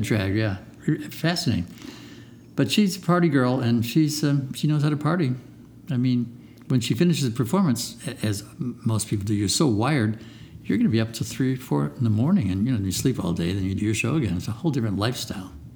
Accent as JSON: {"language": "English", "town": "Chicago", "region": "Illinois", "country": "United States", "said": "I'm from Chicago"}